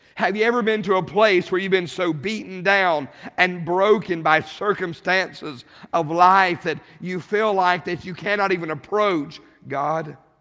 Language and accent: English; Rawlins, Wyoming, United States; I grew up in Rawlins, Wyoming